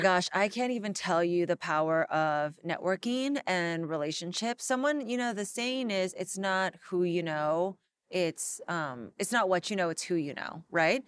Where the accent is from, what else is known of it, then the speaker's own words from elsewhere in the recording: Los Angeles, California, United States; I grew up here in Los Angeles